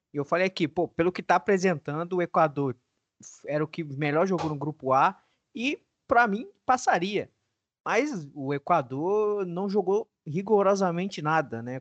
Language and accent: Portuguese; Brazil; nós como brasileiros